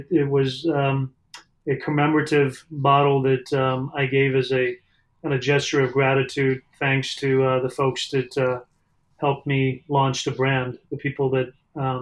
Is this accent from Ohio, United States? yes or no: no; Southern California, United States; moved away as an adult; also born or lived in Iran / Arizona / New York / Chicago; now in Louisville, United States; I was born in Iran and grew up in Southern California